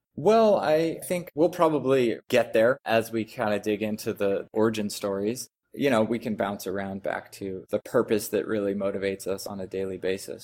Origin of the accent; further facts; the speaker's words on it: Eugene, Oregon, United States; moved away as an adult; also born or lived in Monteverde, Costa Rica; I'm originally from the Northwest, actually, uh, Eugene, Oregon